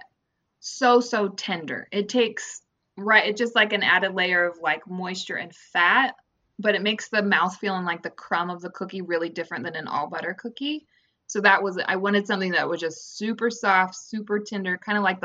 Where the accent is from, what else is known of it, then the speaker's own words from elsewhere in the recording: Midwest, United States; I grew up in the Midwest